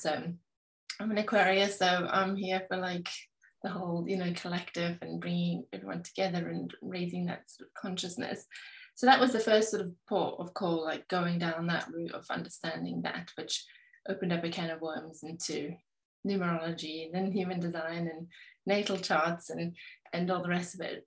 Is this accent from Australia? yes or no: no; South Africa; now in England, United Kingdom; I live in England, but I was raised in South Africa.